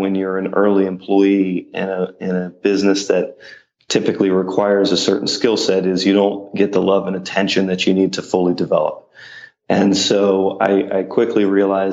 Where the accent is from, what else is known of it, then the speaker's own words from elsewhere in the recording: Mount Lebanon, Pennsylvania, United States; moved away as an adult; also born or lived in Carlisle, Pennsylvania; now in New York City, United States; I'm from Mount Lebanon